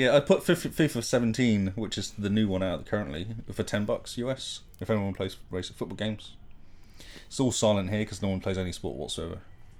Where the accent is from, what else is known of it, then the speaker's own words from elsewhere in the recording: Plymouth, South West England, United Kingdom; I played for Plymouth, my hometown.